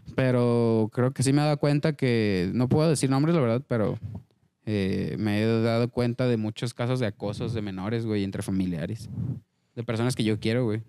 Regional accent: Mexico; entre mexicanos

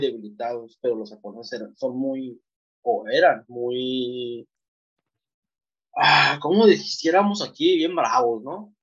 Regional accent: Mexico; yo soy mexicano

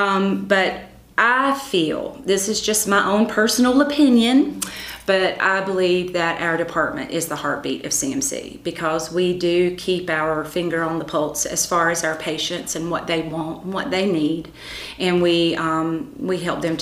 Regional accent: Conway, United States; I got the opportunity to go to work for my hometown. So I worked at the Conway Chamber of Commerce.

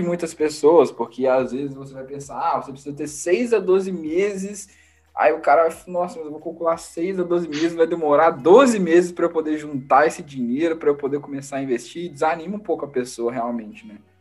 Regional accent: Brazil; now in United States

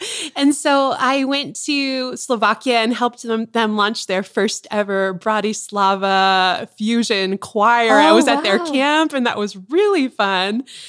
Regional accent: Tucson, Arizona, United States; So I grew up in Tucson, Arizona. We're here now and grew up on a golf course.

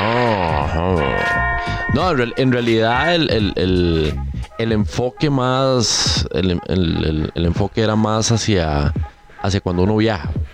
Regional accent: Siquirres, Limón, Costa Rica; moved away; cuando yo crecí allá en Siquirres, me gustaba mucho. No había pizzerías en Siquirres

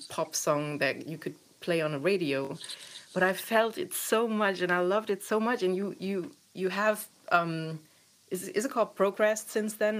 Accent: eastern Germany, Germany; I grew up in Eastern Germany

